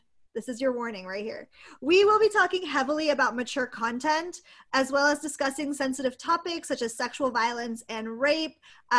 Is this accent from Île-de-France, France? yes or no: yes; Paris, Île-de-France, France; Bonjour, that's your favorite French lassie … in my hometown of Paris, so that's pretty cool.